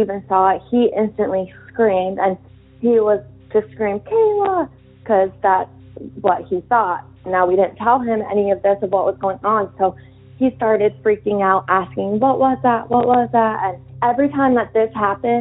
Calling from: New Hampshire, United States; I'm calling from New Hampshire

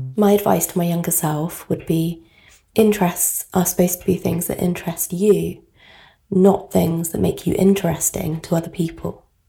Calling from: Margate, South East England, United Kingdom; calling from Margate in England.

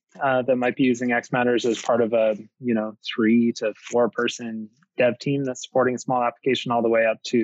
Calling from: Victoria, British Columbia, Canada; I'm calling from Victoria, so not too far from yourself.

